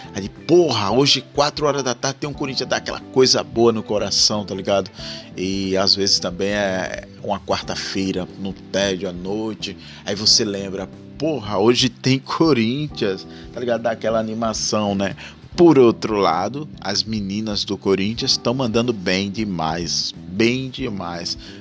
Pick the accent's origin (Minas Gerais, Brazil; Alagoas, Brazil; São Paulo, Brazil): Alagoas, Brazil; Rio Largo; sou de Rio Largo, Alagoas